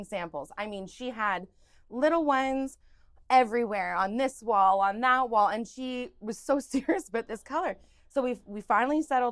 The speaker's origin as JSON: {"language": "English", "town": "Oshawa", "region": "Ontario", "country": "Canada", "tie": "born or raised there", "also_born_or_lived": "Stephenville, Newfoundland and Labrador"}